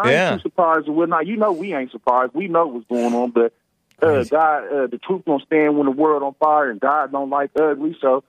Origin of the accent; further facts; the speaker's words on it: United States; I'm American.